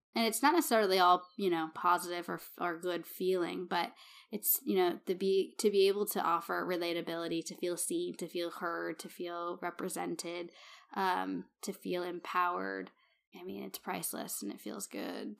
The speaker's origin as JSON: {"language": "English", "region": "Massachusetts", "country": "United States", "moved": "yes", "said": "I'm from Massachusetts"}